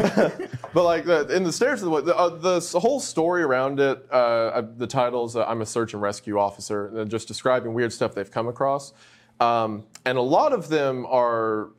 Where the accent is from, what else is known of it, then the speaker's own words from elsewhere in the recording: Appalachia, United States; I'm from Appalachia, so that's what I'm familiar